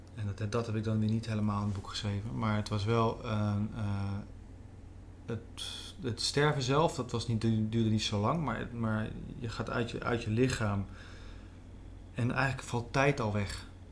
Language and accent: Dutch; Veluwe, Gelderland, Netherlands; ik ben opgegroeid op de Veluwe, een ander deel van de Veluwe